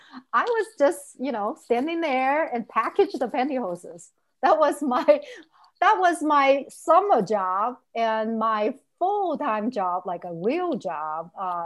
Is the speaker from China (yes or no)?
yes; Shenzhen, Guangdong, China; moved away as an adult; now in Minnesota, United States; Well, I was born and raised in China. So in the city of Shenzhen when I was, let's see, my family moved to the city of Shenzhen on the border of Hong Kong when I was 12.